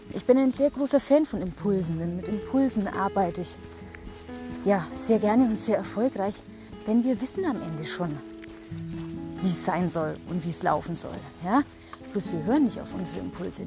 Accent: Germany; bei uns in Deutschland

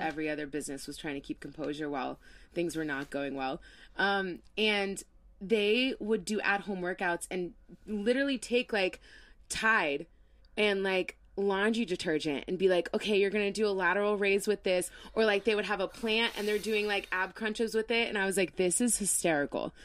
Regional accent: Florida, United States; moved away; I'm from Florida

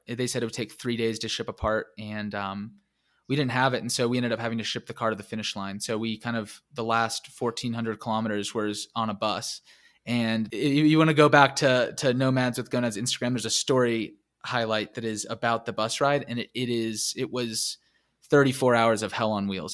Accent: United States; being American

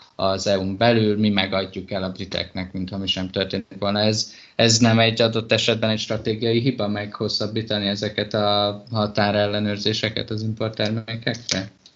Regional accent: Hungary; moved away as an adult; also born or lived in England; honnan jövök, és akkor mondtam, hogy Magyarországról

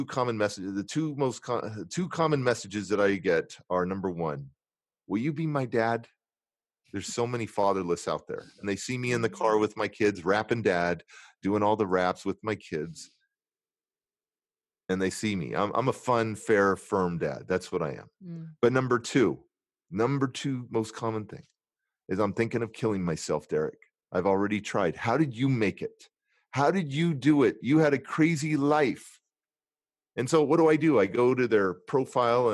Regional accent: California, United States; I'm from California

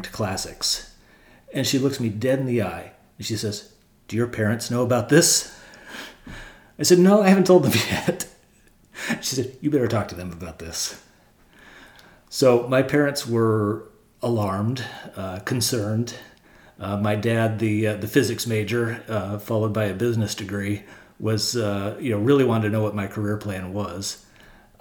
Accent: Silicon Valley, California, United States; I grew up here in Silicon Valley

